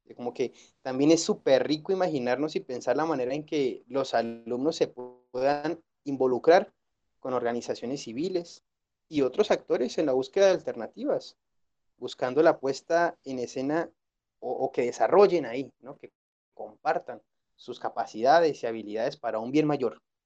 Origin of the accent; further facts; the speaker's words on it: Colombia; now in Guadalajara, Mexico; yo nací en Colombia